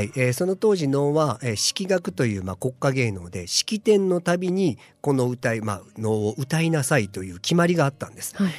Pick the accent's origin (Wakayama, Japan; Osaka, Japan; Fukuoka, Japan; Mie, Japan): Osaka, Japan; also born or lived in Tokyo; now in Sendai, Japan; 私、大阪なんですけれども、あー、東京で修行して